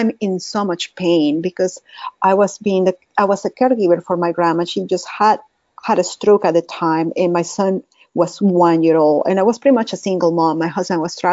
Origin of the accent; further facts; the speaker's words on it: Caracas, Capital District, Venezuela; English is a second language; moved away as an adult; now in Dallas, United States; this is not my Texan accent. I'm from Caracas, Venezuela